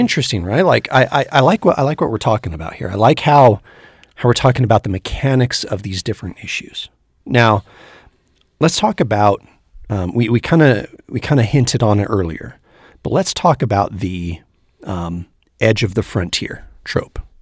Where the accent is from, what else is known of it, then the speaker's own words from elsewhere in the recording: Northern California, United States; we're both from Northern California originally